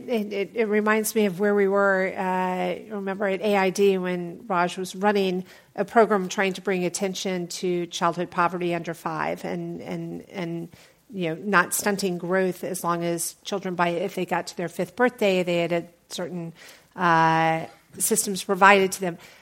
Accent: Atlanta, Georgia, United States; I'm from Atlanta

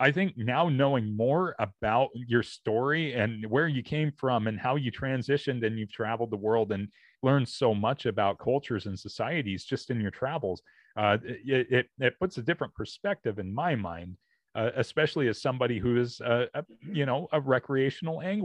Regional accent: Oregon, United States; where I grew up here in Oregon

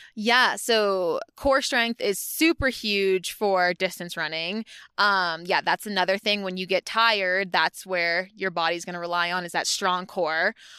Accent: Maine, United States; moved away as an adult; also born or lived in Connecticut (UConn) / Boston; now in Flagstaff, United States; I'm originally from Maine, um, New England, New England girl

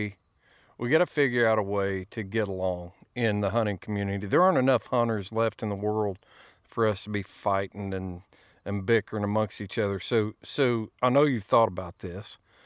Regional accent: Indiana, United States; when I was a kid growing up in Indiana, nobody cared if I was hunting.

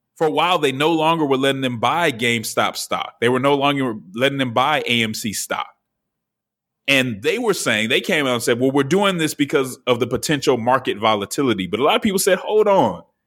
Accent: Denver, Colorado, United States; I am from Denver

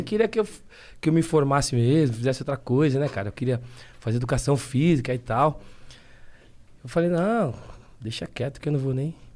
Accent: São Paulo, Brazil; Hoje eu moro na Zona Norte, mas nasci na Zona Sul. Já tem quase 30 anos que eu moro na Zona Norte

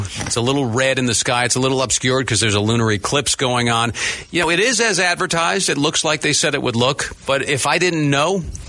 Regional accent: Long Island, New York, United States; Which I grew up on Long Island

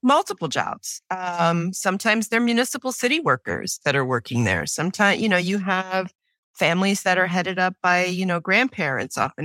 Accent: New York City, New York, United States; I was born and raised in New York City on the Lower East Side.

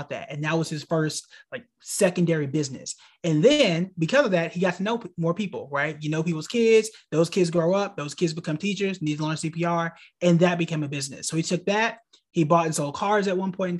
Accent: Tulsa, Oklahoma, United States; moved away as an adult; also born or lived in Hampton, Virginia; now in North Carolina, United States; born and raised in the heart of Black Wall Street, Tulsa, Oklahoma. I spent really my entire life up until college there

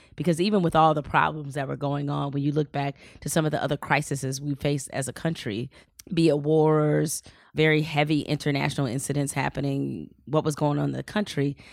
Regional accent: Detroit, Michigan, United States; moved away as an adult; also born or lived in Raleigh; I grew up in Detroit

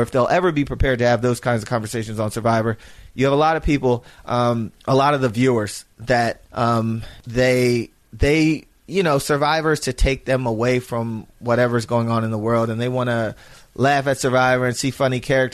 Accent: Philadelphia, Pennsylvania, United States; I'm from Philadelphia

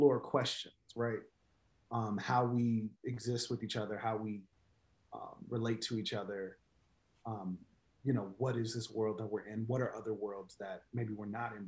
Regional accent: Chicago, Illinois, United States; I teach and I write mostly poems, and I'm from Chicago.

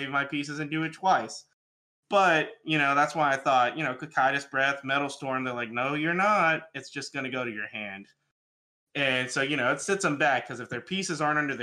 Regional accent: Alabama, United States; moved away as an adult; now in Tennessee, United States; I'm from Alabama

